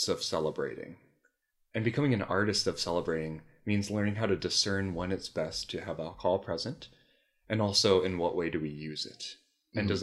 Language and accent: English; Milwaukee, Wisconsin, United States; I'm from Milwaukee